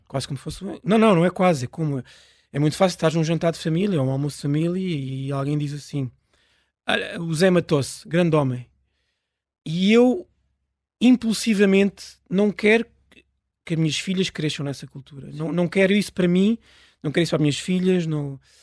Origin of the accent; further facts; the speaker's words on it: Pirescoxe, near Lisbon, Portugal; a 20 metros da minha casa onde eu nasci